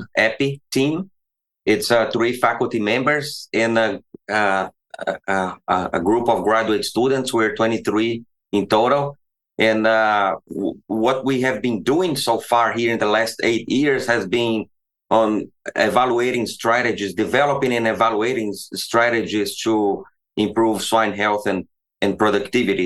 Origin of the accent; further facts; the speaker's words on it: the Midwest, Central-West, Brazil; moved away as an adult; also born or lived in Belo Horizonte; now in Iowa, United States; I grew up in Brazil, in the Midwest from Brazil. In Brazil, I lived in different cities, but that's where I am from.